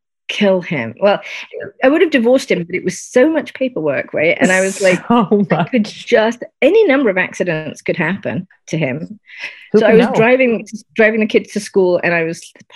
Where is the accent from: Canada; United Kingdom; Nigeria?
United Kingdom; I'm British.